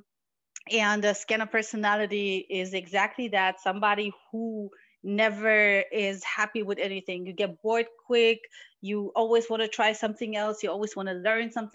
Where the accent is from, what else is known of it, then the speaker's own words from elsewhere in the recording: Morocco; now in Germany; I was born in Morocco and I do speak Arabic and I'm very close to my culture